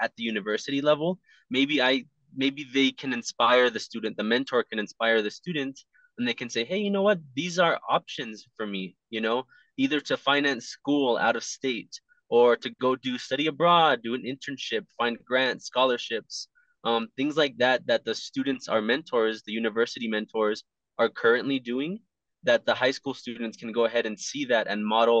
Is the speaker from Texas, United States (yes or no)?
yes; El Paso, Texas, United States; I was born and raised here in El Paso